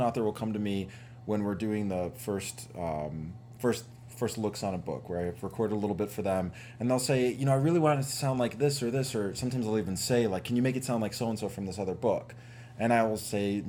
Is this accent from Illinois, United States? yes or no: yes; Chicago, Illinois, United States; I grew up in an Italian neighborhood in Chicago